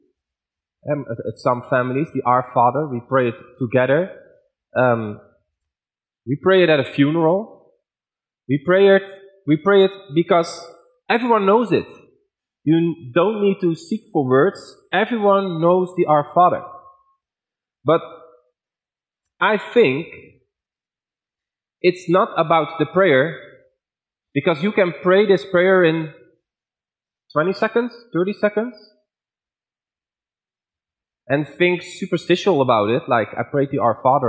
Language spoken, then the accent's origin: English; Netherlands; accent: Dutch; English is a second language; now in Dordrecht, Netherlands; I was teaching in Ethiopia with a very strong Dutch accent and very poor English grammar